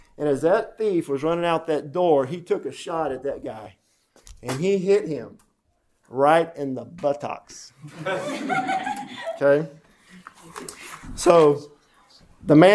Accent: Denton, Texas, United States; I grew up in Denton, right up here.

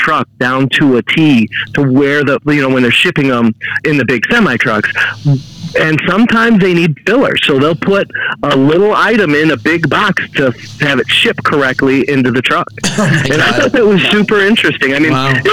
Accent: Highland, Indiana, United States; now in Porter County, United States; I grew up in Highland

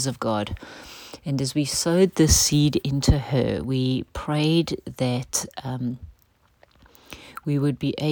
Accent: South Africa; a part of how we grew up in culture in South Africa

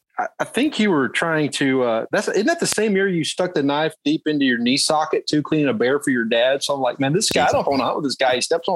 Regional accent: Longview, Texas, United States; accent: twang; moved away as an adult; also born or lived in Spring, Texas / El Paso, Texas / New Mexico; now in Dallas, United States; I was born in Longview, Northeast Texas, which is where I hunt now with family. But I live in the mm-hmm. Dallas area, and that's where I always wanted to live.

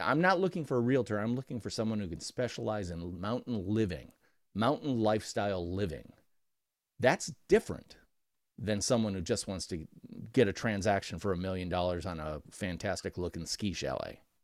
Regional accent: Midwest, United States; I'm from the Midwest of America

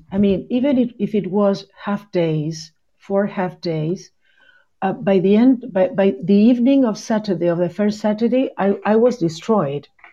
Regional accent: Punta Alta, Buenos Aires Province, Argentina; English is a second language; also born or lived in Bahia Blanca; I am originally from a city in the south of the province of Buenos Aires called Punta Alta

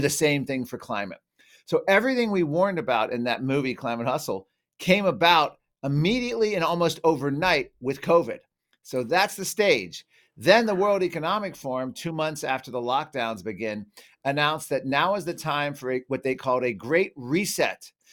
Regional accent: Virginia, United States; I grew up in Virginia

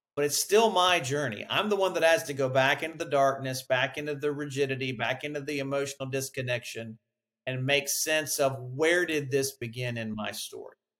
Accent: Huntsville, Alabama, United States; I grew up in Huntsville, Alabama, near the Space and Rocket Center.

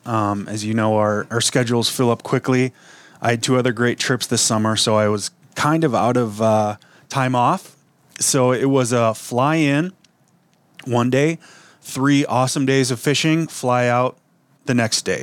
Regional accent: Wisconsin, United States; now in Minnesota, United States; I grew up in Wisconsin.

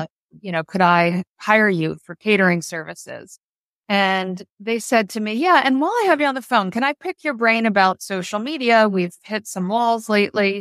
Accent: New Jersey, United States; we purchased an office in my hometown in South Jersey

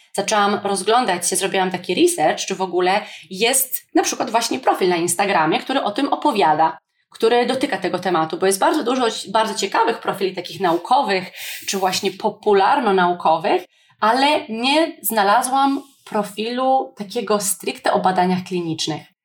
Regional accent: Poland; Jestem wdzięczna, że urodziłam się w Polsce

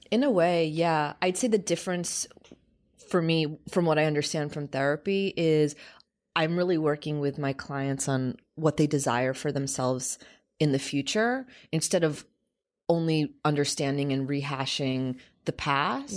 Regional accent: United States; We grew up in America

